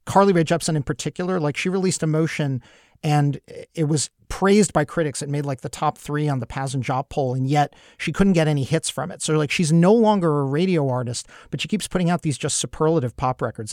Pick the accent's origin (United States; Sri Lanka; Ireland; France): United States; New York City, New York; I grew up in Brooklyn in the seventies